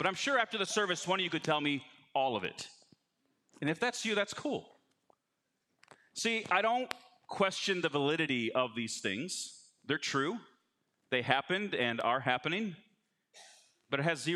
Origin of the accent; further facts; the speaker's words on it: Chicago, Illinois, United States; I'm from Chicago